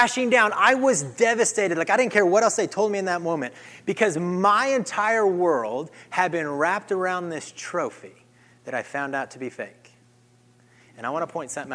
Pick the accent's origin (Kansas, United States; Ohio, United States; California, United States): Kansas, United States; growing up in Kansas, I grew up on a cattle ranch